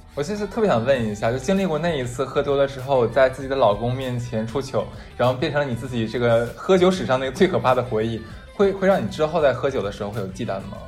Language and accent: Chinese; Northeast China, China; 我们东北人